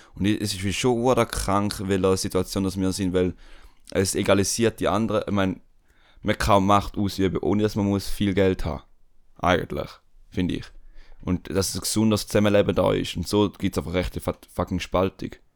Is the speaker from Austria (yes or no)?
no; Switzerland; bei uns in der Schweiz